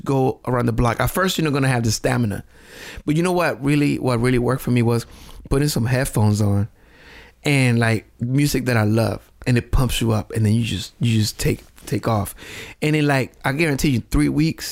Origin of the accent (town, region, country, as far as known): Puerto Rico; English is a second language; moved away